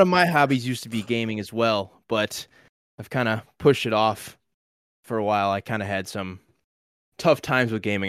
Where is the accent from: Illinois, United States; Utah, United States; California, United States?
Illinois, United States; I was born in Illinois, born and raised